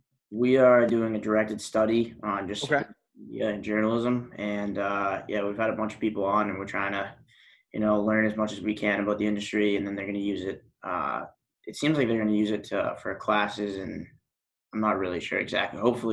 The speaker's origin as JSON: {"language": "English", "region": "Massachusetts", "country": "United States", "said": "We're Red Sox fans. We're from Massachusetts."}